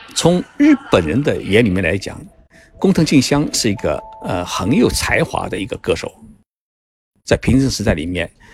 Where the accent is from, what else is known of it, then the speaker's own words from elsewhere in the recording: China; moved away; also born or lived in Japan; 我们中国人的心